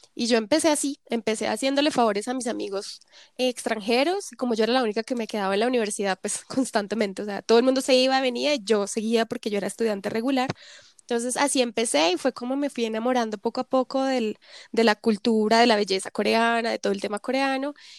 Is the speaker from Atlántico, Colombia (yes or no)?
no; Zipaquirá, Cundinamarca, Colombia; moved away as an adult; also born or lived in Bogotá, Colombia; now in South Korea; crecí siempre entre Bogotá, Zipaquirá